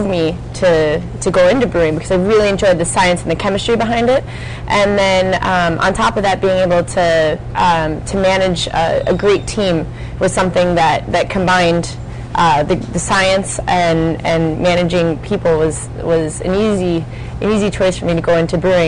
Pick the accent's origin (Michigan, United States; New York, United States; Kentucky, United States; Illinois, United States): Illinois, United States; Aurora; moved away as an adult; I'm born and raised in Aurora, Illinois, so... you know, about 40 miles west of here